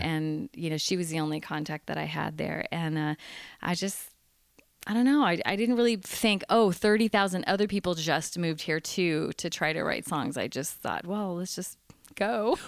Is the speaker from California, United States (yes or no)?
yes; San Diego, California, United States; I grew up in San Diego, California.